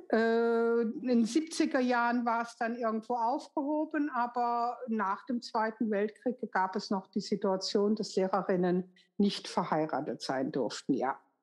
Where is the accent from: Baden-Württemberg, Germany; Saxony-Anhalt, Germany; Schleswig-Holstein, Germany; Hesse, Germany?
Baden-Württemberg, Germany; Karlsruhe; also born or lived in Düsseldorf; das zweite Jahr sind meine Eltern dann umgezogen nach Karlsruhe, wo dann mein weiteres Leben stattfinden sollte